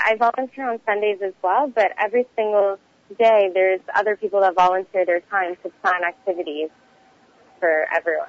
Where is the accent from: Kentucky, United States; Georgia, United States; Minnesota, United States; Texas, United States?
Texas, United States; Houston; now in Montreal, Canada; I'm originally from Houston, Texas. Um, somehow ended up in Montreal, Canada